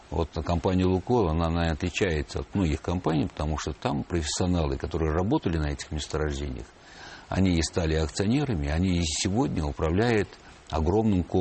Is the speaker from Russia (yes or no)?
no; Baku, Azerbaijan; born there; Баку э, состоит из районов. Ага. Я родился в Ленинском районе, где расположены как все старые месторождения и нефтяные промыслы.